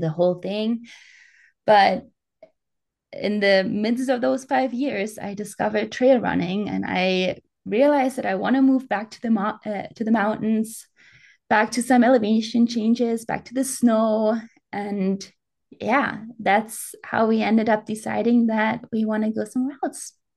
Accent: Bavaria, Germany; English is a second language; moved away as an adult; I grew up in the mountains. I grew up in the Alps

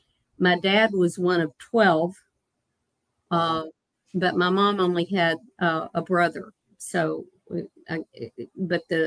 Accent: Broadway, Virginia, United States; born or raised there; also born or lived in Richmond, Virginia

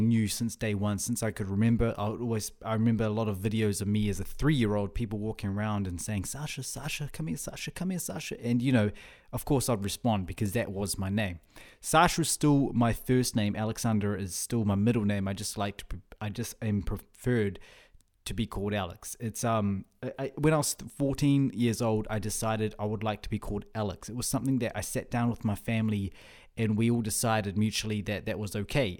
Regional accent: Whangarei, Northland, New Zealand; first language Russian; moved away as an adult; also born or lived in Russia; now in Auckland, New Zealand; we also had support groups in our town, in Whangarei, my, my hometown.

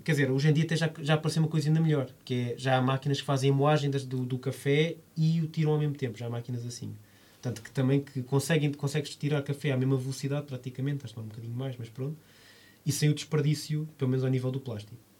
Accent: Lisbon, Portugal; eu vivi toda a minha vida em Alvalade

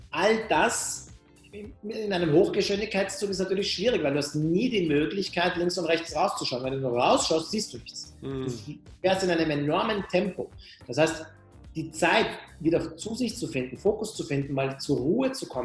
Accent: Austria; born there; first language Persian; German is a second language; ich bin in Österreich geboren, äh, meine Eltern kommen aus dem Iran und ich habe als Kind zu Hause nicht Deutsch gesprochen, sondern Persisch gesprochen und habe Deutsch tatsächlich erst im Kindergarten gelernt.

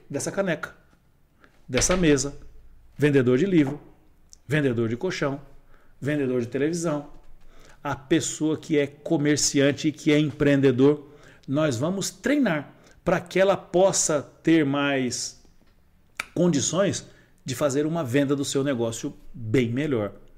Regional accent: Brazil; eu morava no Serraria. Né? Eu nasci no Serraria

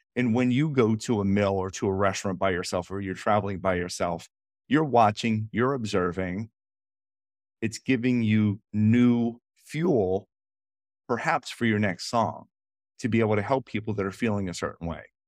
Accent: Washington, United States; Washington, Dulles, my hometown

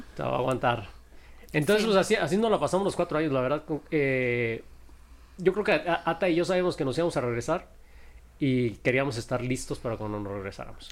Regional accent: Camargo, Chihuahua, Mexico; now in Chihuahua, Mexico; Yo nací en, en la heroica Camargo, Chihuahua.

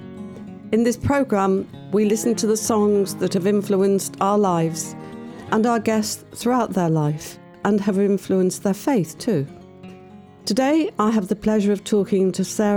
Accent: Manchester, North West England, United Kingdom; I grew up in Manchester.

